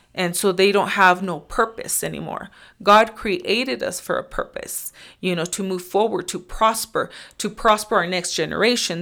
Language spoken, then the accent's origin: English; Nebraska, United States; I am from Nebraska. Uh, for the most part, I've lived there for, I don't know, maybe twenty-three years or so.